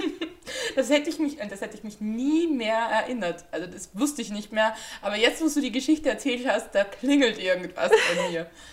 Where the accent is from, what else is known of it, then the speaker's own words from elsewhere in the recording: Austria; als Österreicherin